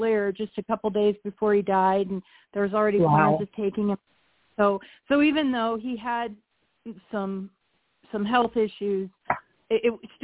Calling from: Nebraska, United States; I'm calling from Nebraska.

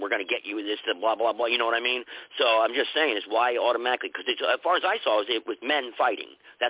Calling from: North Carolina, United States; I'm calling from North Carolina.

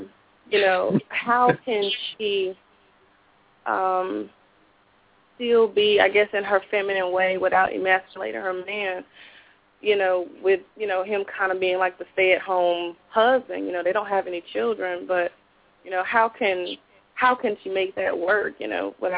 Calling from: High Point, North Carolina, United States; I'm calling from High Point.

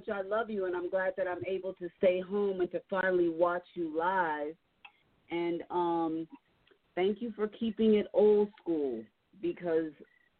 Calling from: Denver, Colorado, United States; from Denver, Colorado.

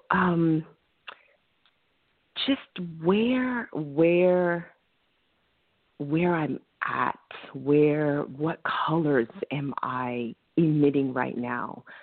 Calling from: Bronx, New York, United States

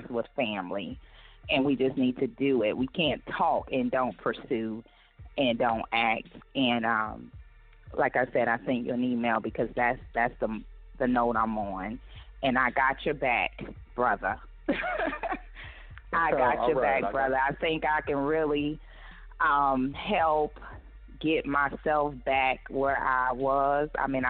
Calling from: Houston, Texas, United States; I am calling from the Houston, Texas area.

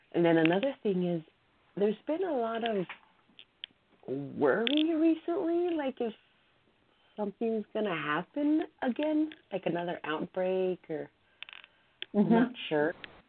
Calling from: California, United States; I am calling from California.

